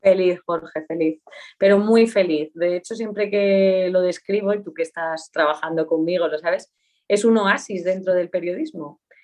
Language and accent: Spanish; Aínsa, Aragon, Spain; moved away; also born or lived in Soria; nací, oficialmente nací en el Hospital de Huesca, pero mis primeros años de vida fueron en Ainsa, un pueblo que está en el Pirineo aragonés